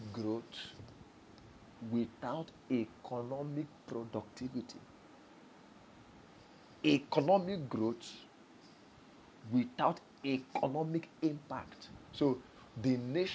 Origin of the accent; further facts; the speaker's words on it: Nigeria; I'm a Nigerian before I'm Igbo, before I'm Yoruba, before I'm Hausa or Fulani. I'm a Nigerian first.